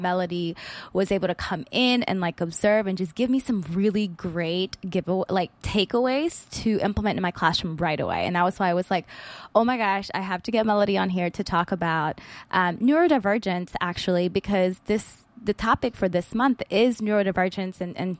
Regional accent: Philippines; because I think even being Filipino, I definitely had some of that savior complex as well when I got into education.

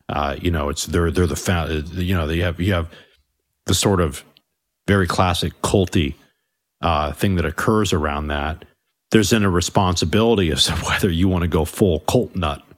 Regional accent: United States; I do think of myself as an American

